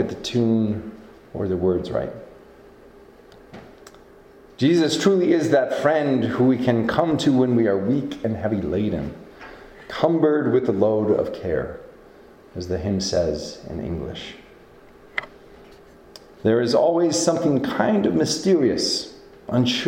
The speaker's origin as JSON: {"language": "English", "region": "Iowa", "country": "United States", "tie": "born or raised there", "moved": "yes", "lives_now": "Montana, United States", "said": "I grew up with in Iowa"}